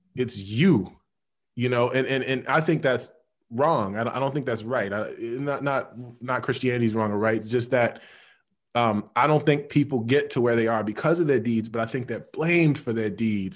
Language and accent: English; Chicago, Illinois, United States; when I'm growing up in Chicago, on the low end